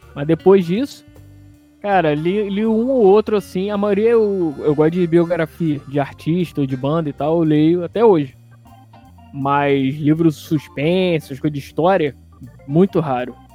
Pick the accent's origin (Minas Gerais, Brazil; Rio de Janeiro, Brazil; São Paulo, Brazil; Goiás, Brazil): Rio de Janeiro, Brazil; morando ali na rua Cônego Tobias, perto da Ilhas da Cruz a saudosa Dias da Cruz